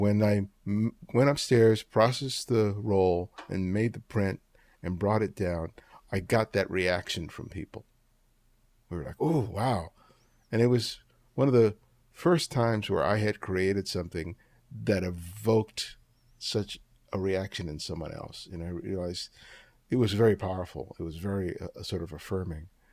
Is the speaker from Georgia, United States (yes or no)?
no; Los Angeles, California, United States; also born or lived in New York; I grew up, I was born in New York, but I grew up in Los Angeles.